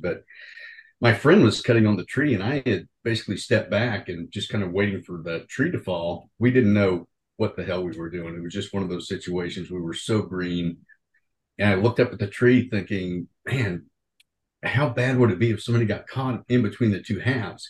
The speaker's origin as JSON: {"language": "English", "region": "Oklahoma", "country": "United States", "said": "I'm originally from Oklahoma"}